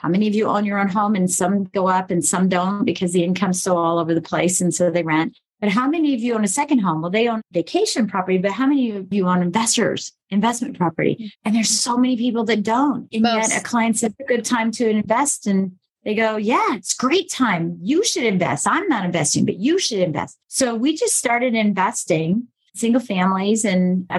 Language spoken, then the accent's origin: English; Colorado, United States; also born or lived in Michigan; I was born in Colorado, raised in Michigan, then raised in Colorado the second half.